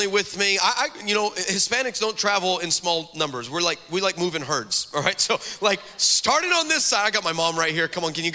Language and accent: English; Texas, United States; also born or lived in California; now in Dallas, United States; I grew up on the border of the United States and Mexico. I am from Texas.